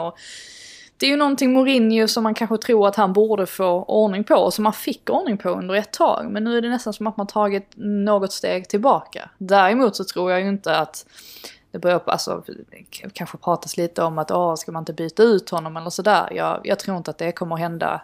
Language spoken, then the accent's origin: Swedish; Sweden; som svensk